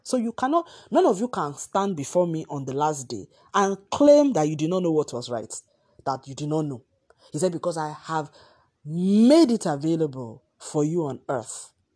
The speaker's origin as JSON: {"language": "English", "country": "Nigeria", "said": "my home country, Nigeria"}